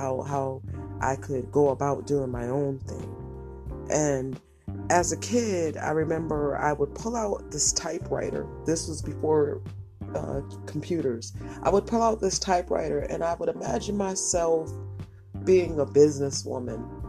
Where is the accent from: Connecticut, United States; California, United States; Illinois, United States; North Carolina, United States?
Connecticut, United States; I was raised in the projects. I was raised in Connecticut